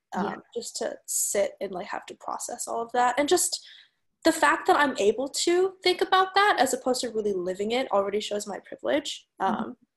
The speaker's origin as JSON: {"language": "English", "country": "United States", "tie": "born or raised there", "lives_now": "San Francisco, United States", "said": "I'm a Chinese American. I grew up in the United States."}